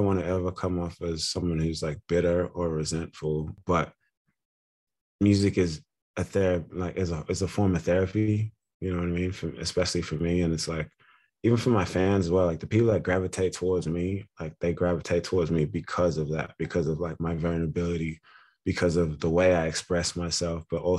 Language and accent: English; Australia; also born or lived in Ghana; I'm from Ghana, West Africa. My family moved to Australia when I was one or two. So I've grown up in Australia, different parts of Australia, Melbourne, Canberra, Sydney.